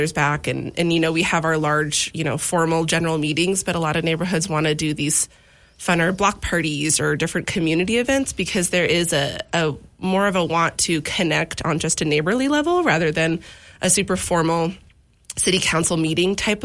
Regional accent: Washington, United States; now in Missoula, United States; I am originally from Washington, but my whole family's from Montana, so it feels like home here.

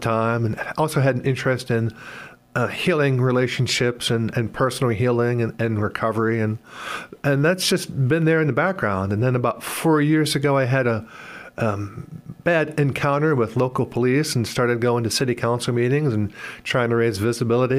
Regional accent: Pittsburgh, Pennsylvania, United States; moved away as an adult; also born or lived in Rochester, New York; now in Sioux Falls, United States; I grew up near Pittsburgh, Pennsylvania, north suburbs.

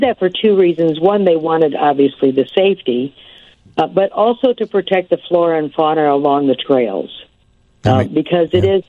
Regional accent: Midwest, United States; I grew up in the Midwest

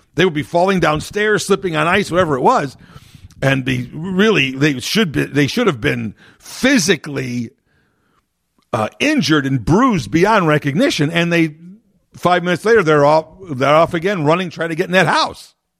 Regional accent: Chicago, Illinois, United States; I grew up in the Chicago and Illinois area here

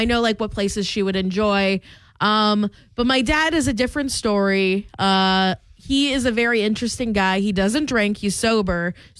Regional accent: Pennsylvania, United States; moved away; We're both from Pennsylvania.

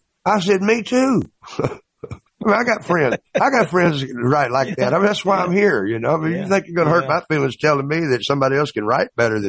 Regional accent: Mississippi, United States; also born or lived in Guam; now in Nashville, United States; he knew I was from Mississippi.

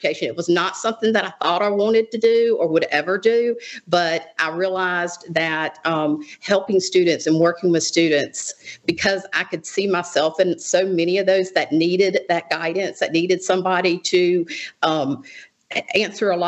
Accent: Jackson County, Mississippi, United States; so I was raised in Jackson County

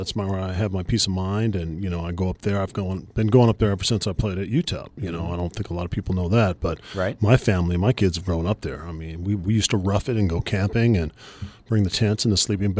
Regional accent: California, United States; Yeah, you know, we got outdoors, and, you know, that's a testament to my mom.

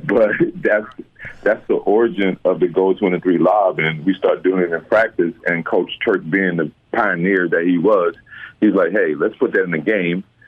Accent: Mobile, Alabama, United States; I'm from Mobile

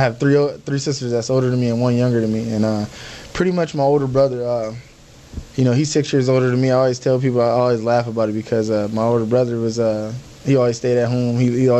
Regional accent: Compton, California, United States; moved away; also born or lived in Los Angeles, California; I grew up in Compton, California

